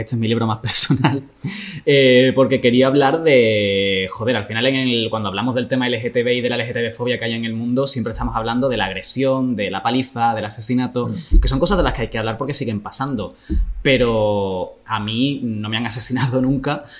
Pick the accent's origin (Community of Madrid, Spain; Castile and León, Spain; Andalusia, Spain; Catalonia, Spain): Andalusia, Spain; Jerez de la Frontera; en Jerez, que es de donde yo soy